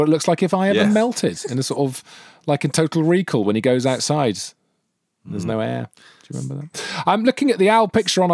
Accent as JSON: {"language": "English", "region": "Wales", "country": "United Kingdom", "said": "as a Welshman, I'm very proud"}